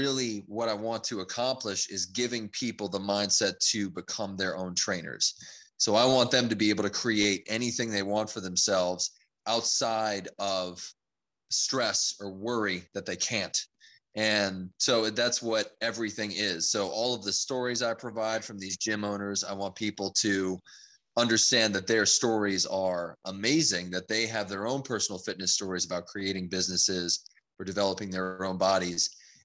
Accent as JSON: {"language": "English", "region": "Louisiana", "country": "United States", "tie": "born or raised there", "also_born_or_lived": "California", "said": "So I was very young when I moved over to Louisiana. So yeah, I most of my life is spent in Louisiana"}